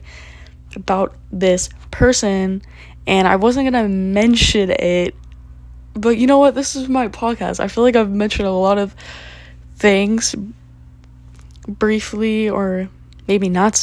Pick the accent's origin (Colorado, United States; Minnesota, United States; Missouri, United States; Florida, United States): Florida, United States; also born or lived in Tallahassee; I'm chilling in my hometown